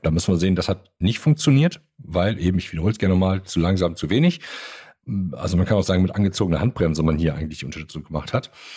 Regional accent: Germany; bei uns in Deutschland

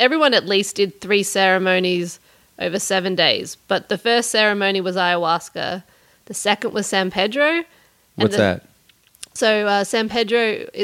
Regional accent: Canberra, Australian Capital Territory, Australia; moved away as an adult; also born or lived in Los Angeles, United States / New York, United States; I grew up in Australia with great skies

